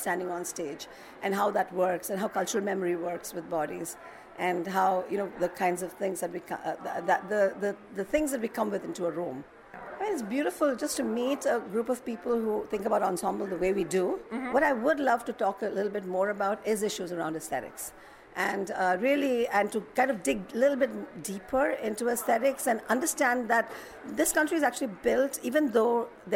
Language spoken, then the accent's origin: English; India; now in Minneapolis, United States; growing up in India